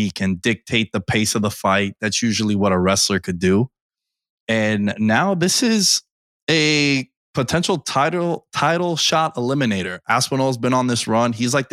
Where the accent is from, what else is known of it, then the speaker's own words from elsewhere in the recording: Long Island, New York, United States; There was one in Long Island and, you know, basically my hometown here in New York